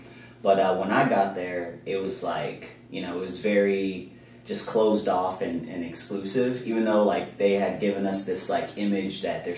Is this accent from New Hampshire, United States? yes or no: no; Kansas City, Missouri, United States; moved away as an adult; now in California, United States; So I'm originally from Kansas City.